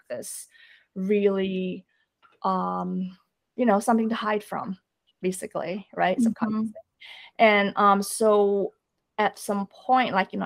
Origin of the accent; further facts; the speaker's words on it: Indonesia; moved away; I grew up in Indonesia.